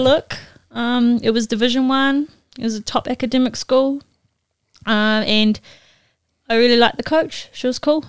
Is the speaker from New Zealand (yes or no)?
yes; New Zealand; moved away as an adult; also born or lived in Mississippi; I'm from New Zealand